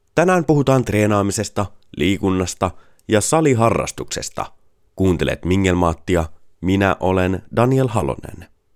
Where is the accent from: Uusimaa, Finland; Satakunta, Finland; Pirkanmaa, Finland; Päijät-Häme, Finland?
Satakunta, Finland; Pori; Pori on mun rakas kotikaupunki. Sieltä mä olen kotoisin ja siellä mun sydän on